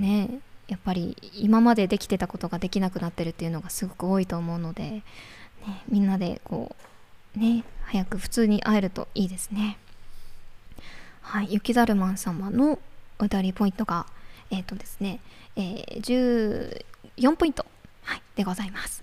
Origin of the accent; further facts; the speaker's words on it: Iwate, Japan; moved away; 岩手県出身なのでちょっと岩手で育ってきた